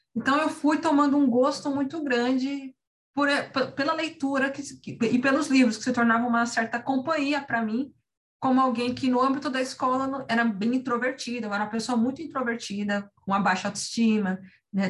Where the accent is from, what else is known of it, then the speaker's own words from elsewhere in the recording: São Paulo, Brazil; Eu cresci no, no no extremo da, da cidade, na Zona Leste, bem no extremo da Zona Leste, São Paulo, nascida e criada lá no Itaim Paulista.